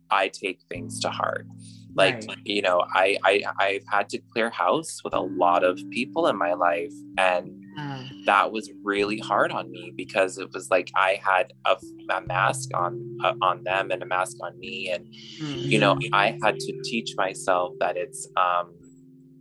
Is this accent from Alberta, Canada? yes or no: yes; Alberta, Canada; moved away as an adult; also born or lived in Toronto; So I grew up and I was born and raised in Alberta